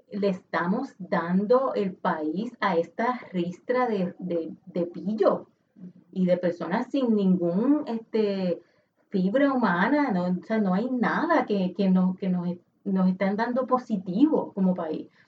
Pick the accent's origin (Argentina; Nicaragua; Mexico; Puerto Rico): Puerto Rico; Este es un asunto que a mí como, como puertorriqueña me avergüenza.